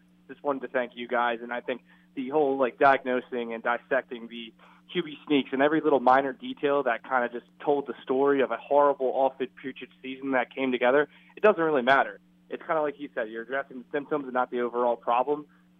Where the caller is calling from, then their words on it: New Jersey, United States; from New Jersey.